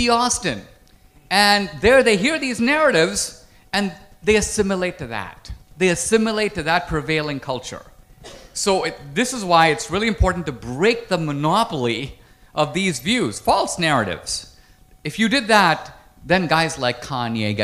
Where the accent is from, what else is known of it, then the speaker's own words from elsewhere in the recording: India; now in United States; I grew up in India. I grew up in a neighborhood that's like Slumdog Millionaire.